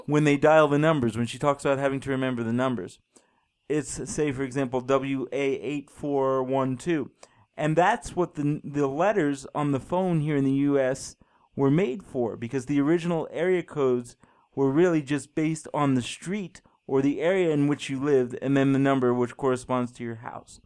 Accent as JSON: {"language": "English", "town": "New York City", "region": "New York", "country": "United States", "tie": "born or raised there", "moved": "yes", "lives_now": "Colorado, United States", "said": "I grew up in New York City, about six miles away from the beach"}